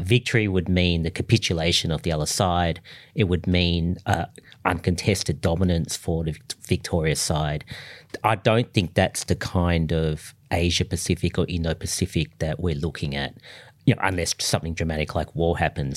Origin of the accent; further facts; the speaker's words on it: Australia; I'm Australian